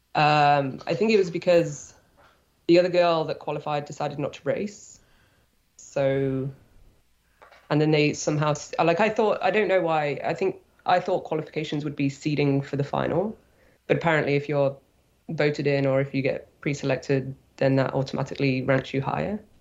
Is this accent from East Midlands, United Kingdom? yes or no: yes; Nottingham, East Midlands, United Kingdom; moved away as an adult; now in Squamish, Canada; I'm from the UK. Uh, I grew up in Nottingham, uh, kayaking on the white course there